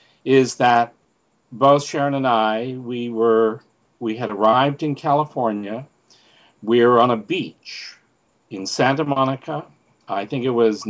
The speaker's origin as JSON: {"language": "English", "country": "Canada", "said": "I'm from Canada, and I became an actor at 19"}